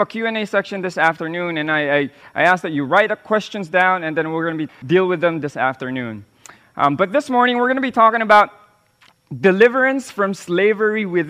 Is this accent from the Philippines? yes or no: yes; Philippines; first language Tagalog; English is a second language; my original language, in my original tongue, which is Tagalog